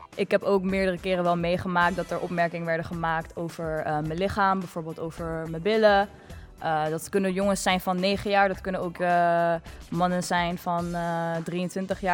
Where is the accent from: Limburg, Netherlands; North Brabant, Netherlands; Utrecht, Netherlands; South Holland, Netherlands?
South Holland, Netherlands; Rotterdam; ik ben 20 jaar en ik kom ook uit Delshaven